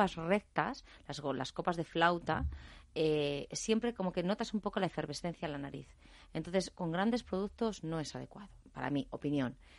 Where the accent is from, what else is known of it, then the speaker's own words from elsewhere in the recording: Aranda de Duero, Castile and León, Spain; moved away; also born or lived in Catalonia; Yo soy de Aranda de Duero